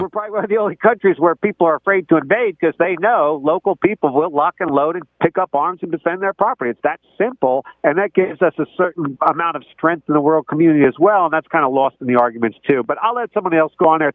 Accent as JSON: {"language": "English", "region": "New Jersey", "country": "United States", "said": "I'm not a farmer. I'm from New Jersey."}